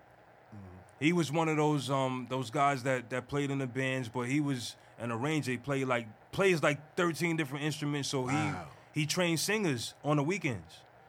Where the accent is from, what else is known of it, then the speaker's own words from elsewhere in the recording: New York City, New York, United States; I grew up in Far Rock. That's where I start, Far Rock.